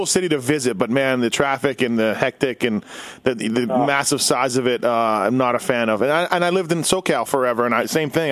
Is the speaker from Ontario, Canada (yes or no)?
no; Winnipeg, Manitoba, Canada; I was born and raised in Winnipeg